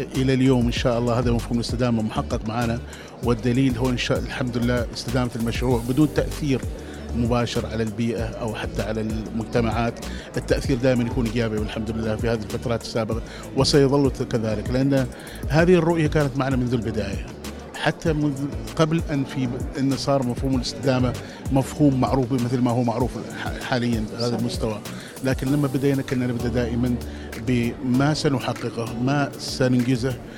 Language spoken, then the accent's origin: Arabic; Oman; احنا كعمانيين